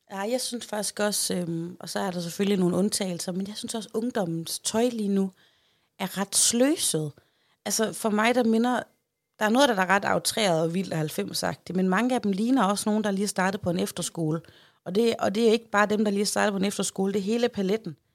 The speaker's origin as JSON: {"language": "Danish", "region": "Central Denmark Region", "country": "Denmark", "said": "hjemme i Holme"}